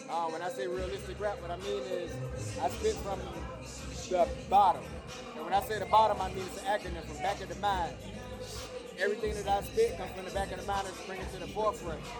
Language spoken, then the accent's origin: English; Savannah, Georgia, United States; moved away as an adult; now in Charlotte, United States; I'm originally from Savannah, Georgia. Shout out everybody in Seaport City, Savannah, Georgia. But I'm living out here in Charlotte right now.